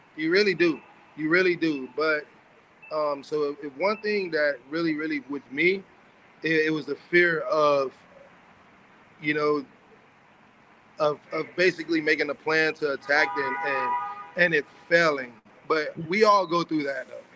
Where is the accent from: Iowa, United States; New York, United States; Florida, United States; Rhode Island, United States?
Florida, United States; Miami; Growing up in Miami and Dade County